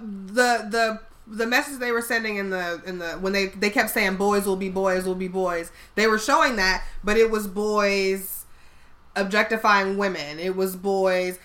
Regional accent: Chicago, Illinois, United States; I'm from Chicago

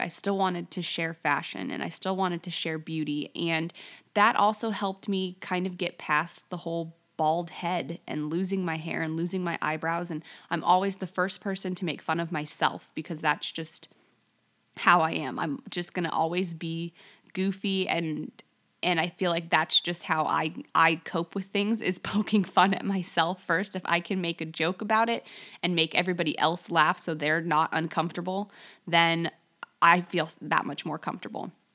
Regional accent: Las Vegas, Nevada, United States; moved away as an adult; also born or lived in Alaska; I grew up in Las Vegas

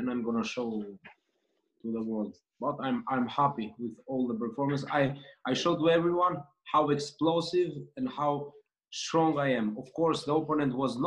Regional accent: Greece; moved away; also born or lived in Austria; I grew up in Greece, but I have lived in Austria

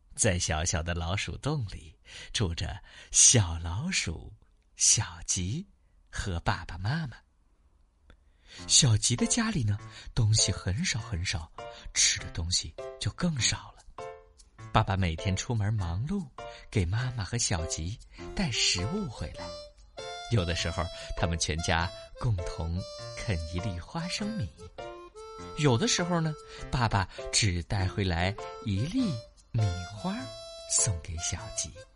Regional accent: Xi'an, Shaanxi, China; 我们西安的疫情有一些反复

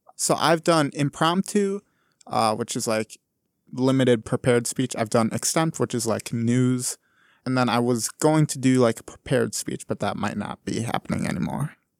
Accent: Wausau, Wisconsin, United States; I'm from Wisconsin originally here, but I'm from like mid-sized town called Wausau

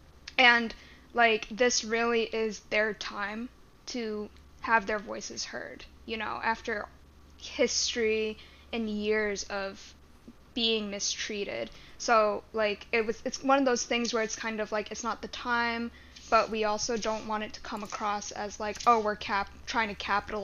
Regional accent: United States; growing up in America and living in America as a Chinese American woman.

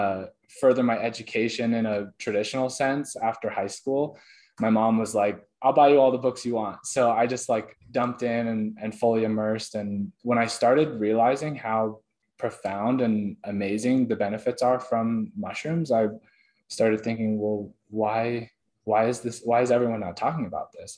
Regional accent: Oregon, United States; I grew up in Oregon

